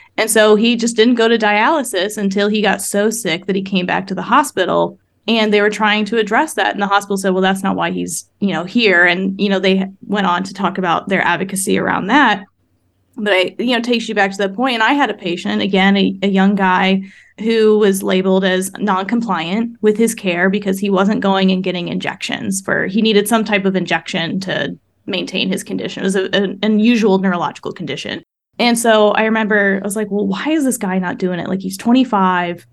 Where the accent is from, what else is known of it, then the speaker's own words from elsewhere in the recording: Midwest, United States; I grew up in the Midwest